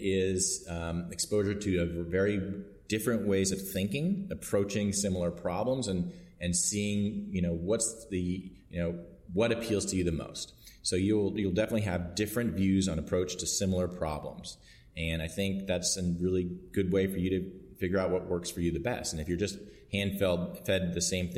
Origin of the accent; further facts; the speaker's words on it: Boston, Massachusetts, United States; also born or lived in New York; now in Dallas, United States; I grew up in Boston and went to med school in New York and residency in New York, and then went to Dallas and have been there ever since.